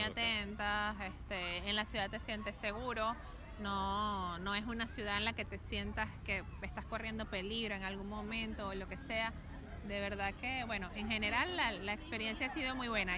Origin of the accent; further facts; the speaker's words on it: Margarita Island, Nueva Esparta, Venezuela; moved away as an adult; now in Buenos Aires, Argentina; nosotros venimos de la isla de Margarita